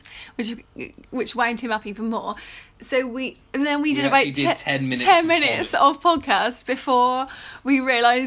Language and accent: English; England, United Kingdom; we're English